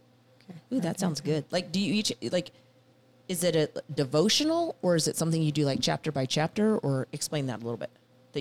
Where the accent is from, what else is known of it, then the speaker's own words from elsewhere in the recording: Nebraska, United States; We are from Nebraska.